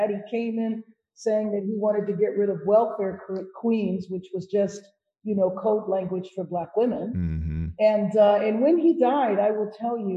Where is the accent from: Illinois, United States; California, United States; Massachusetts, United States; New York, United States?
California, United States; Los Angeles; Yeah, Los Angeles, California.